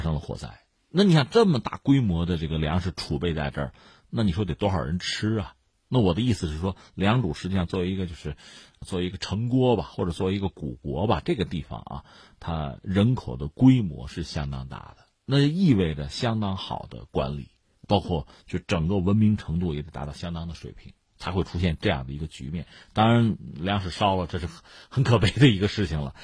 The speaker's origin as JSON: {"language": "Chinese", "country": "China", "said": "作为中国人"}